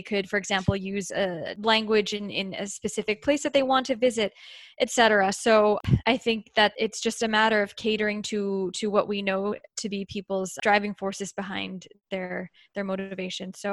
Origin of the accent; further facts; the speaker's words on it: United States; as an American